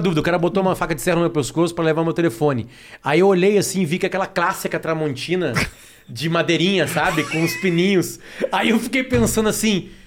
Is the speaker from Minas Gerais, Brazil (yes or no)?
no; Alegrete, Rio Grande do Sul, Brazil; now in Porto Alegre, Brazil; Eu fui criado em Alegrete, uma cidade 500 quilômetros de Porto Alegre